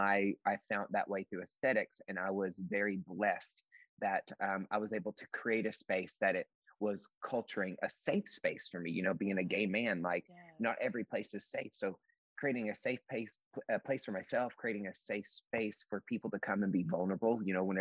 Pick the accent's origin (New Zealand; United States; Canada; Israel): United States; East Tennessee; now in Seattle, United States; I grew up in East Tennessee and in the mountains